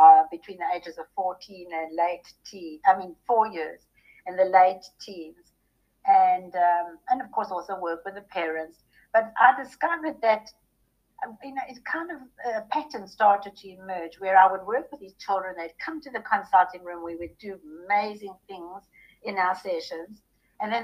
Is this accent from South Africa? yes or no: yes; South Africa; moved away as an adult; now in Texas, United States; Growing up in South Africa during the apartheid era was a trauma for a very sensitive little girl like me